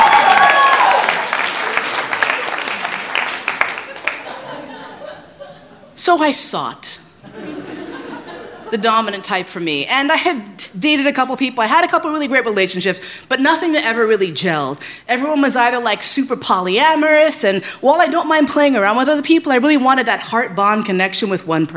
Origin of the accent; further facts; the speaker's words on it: New York, United States; moved away as an adult; also born or lived in San Francisco; I left San Francisco. I grew up in New York. I moved out to the West Coast, did the West Coast thing, came back